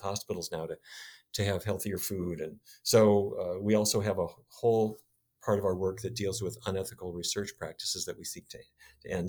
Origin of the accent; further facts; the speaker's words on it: North Dakota, United States; When I was a kid, I grew up in North Dakota